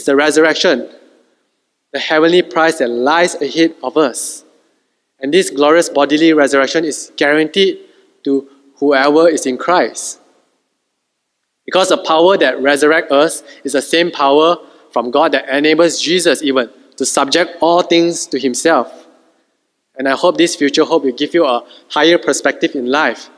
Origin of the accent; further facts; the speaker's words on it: Malaysia; Being a Malaysian is our secondary identity